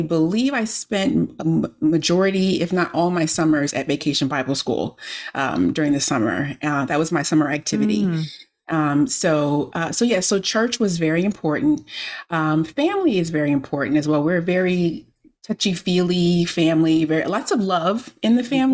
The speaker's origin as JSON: {"language": "English", "town": "Miami", "region": "Florida", "country": "United States", "tie": "born or raised there", "moved": "yes", "lives_now": "Maryland, United States", "said": "I grew up in Miami, Florida. I live in Maryland now, but I grew up in Miami, Florida"}